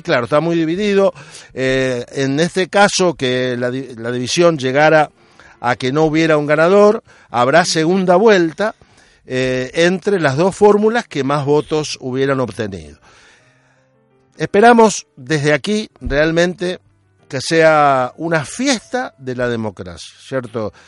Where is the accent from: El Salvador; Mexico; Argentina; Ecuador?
Argentina; now in Spain; nací en Argentina, pero hoy mis vecinos son españoles, mayormente andaluces.